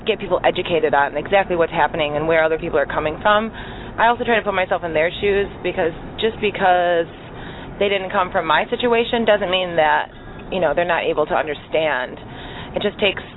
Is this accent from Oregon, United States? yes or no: no; Detroit, Michigan, United States; I grew up in Detroit